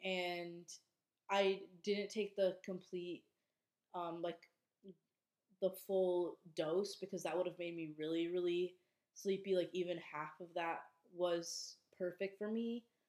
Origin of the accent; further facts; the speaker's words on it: Minnesota, United States; moved away as an adult; now in Boston, United States; I was home for a couple weeks over the holidays in Minnesota